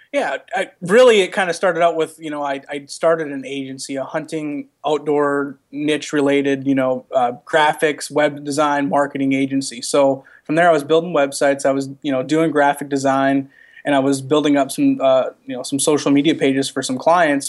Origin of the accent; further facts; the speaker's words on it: Midwest, United States; growing up in the Midwest, my dad, uh, you know, brought me into hunting